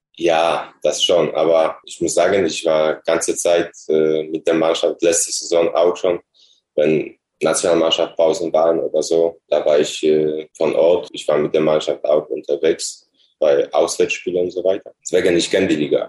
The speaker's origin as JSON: {"language": "German", "country": "Poland", "also_born_or_lived": "Dortmund, Germany", "second_language": "German", "moved": "as an adult", "said": "nach meiner Heimat in Polen zurückkehren."}